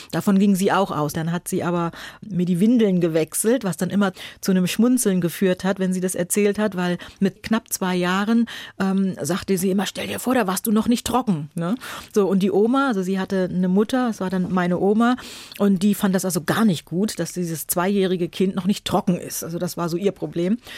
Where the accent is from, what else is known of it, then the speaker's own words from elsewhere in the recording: Buxtehude, Lower Saxony, Germany; also born or lived in Hamburg; Also ich bin in Hamburg geboren, meine Eltern sind dann aber nach Buxtehude gegangen